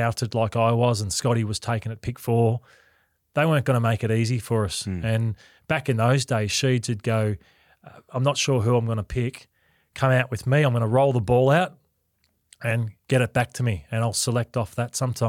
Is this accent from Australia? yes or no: yes; Essendon, Victoria, Australia; But I grew up around the Essendon area.